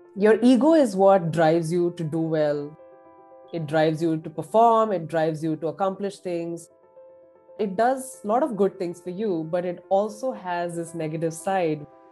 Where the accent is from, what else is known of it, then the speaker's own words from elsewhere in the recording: Pune, Maharashtra, India; moved away as an adult; now in Columbus, Indiana, United States; I grew up in a very big, bustling, cosmopolitan city in India called Pune